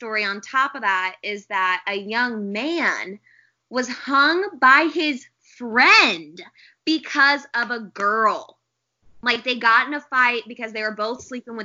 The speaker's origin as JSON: {"language": "English", "area": "St. Louis area", "region": "Illinois", "country": "United States", "said": "I always say I'm from St. Louis because it's easier"}